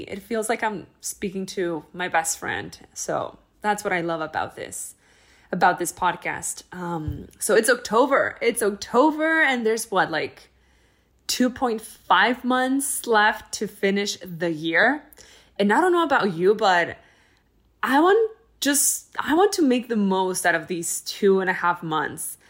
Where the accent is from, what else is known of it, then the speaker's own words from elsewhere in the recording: El Paso, Texas, United States; moved away; I was in my hometown in El Paso, Texas